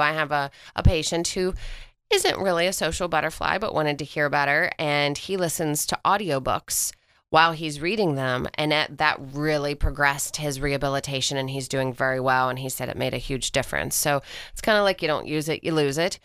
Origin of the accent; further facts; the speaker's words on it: West Virginia, United States; moved away; I'm from West Virginia